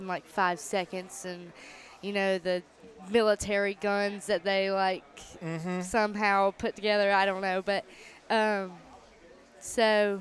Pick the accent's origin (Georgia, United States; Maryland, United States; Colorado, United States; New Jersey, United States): Georgia, United States; Nashville; I'm from Nashville, Georgia